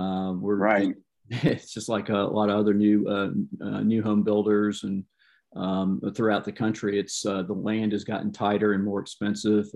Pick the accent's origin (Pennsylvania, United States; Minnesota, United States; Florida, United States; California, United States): Florida, United States; Jacksonville; I was born and raised here in the Jacksonville metro area here at the beach